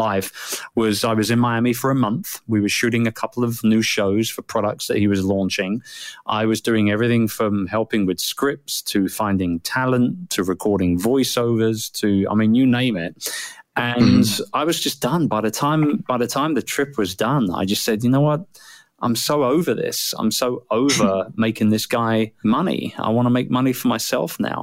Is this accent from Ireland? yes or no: no; United Kingdom; I'm a Brit, and which is why I sound strange